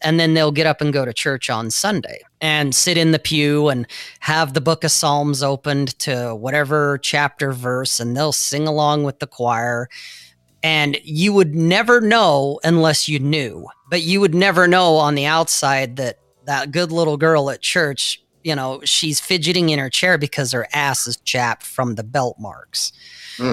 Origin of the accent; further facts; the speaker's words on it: Salt Lake City, Utah, United States; where I grew up in Salt Lake, where this is an LDS or Latter-day Saint or a Mormon culture.